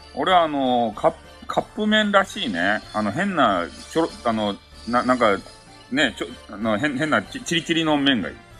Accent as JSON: {"language": "Japanese", "region": "Kyushu", "country": "Japan", "said": "俺たち、九州人"}